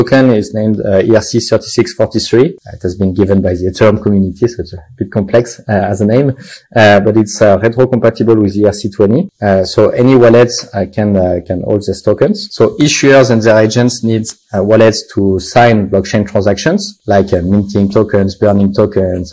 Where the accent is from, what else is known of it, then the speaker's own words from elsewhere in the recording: France; accent: French; English is a second language; I am French, as you can see with my terrible accent, but we are based in Luxembourg